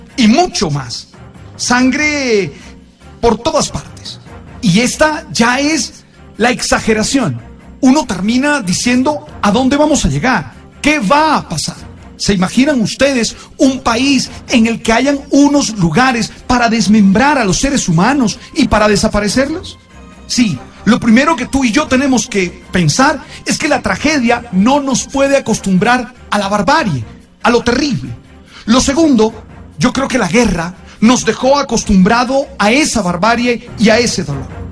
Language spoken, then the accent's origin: Spanish; Colombia; nosotros los colombianos